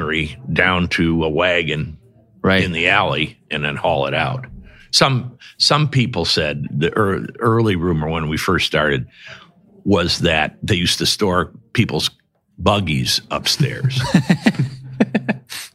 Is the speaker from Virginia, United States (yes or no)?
no; Michigan City, Indiana, United States; now in South Bend, United States; I grew up in Michigan City